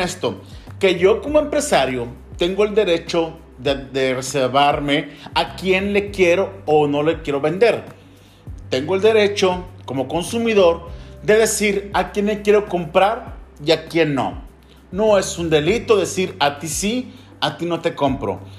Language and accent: Spanish; Mexico; yo como ciudadano mexicano tengo la libertad de practicar la fe que yo quiera